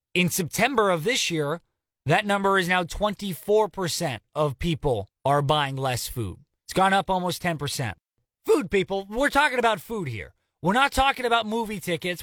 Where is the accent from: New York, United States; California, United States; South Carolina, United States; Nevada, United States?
California, United States; California. My home state